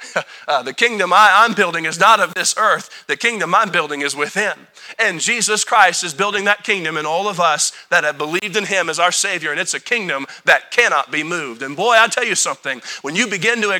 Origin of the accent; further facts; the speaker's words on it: United States; I'm an American